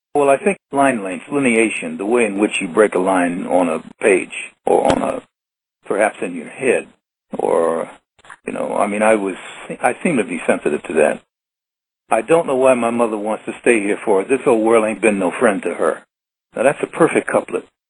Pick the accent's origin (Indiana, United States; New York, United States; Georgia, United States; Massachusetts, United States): New York, United States; New York City; a five-year-old boy who grew up in his grandparents' house in Brooklyn, Brooklyn, New York